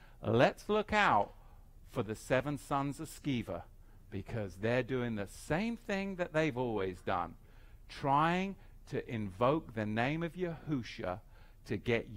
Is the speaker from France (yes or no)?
no; England, United Kingdom; I grew up in England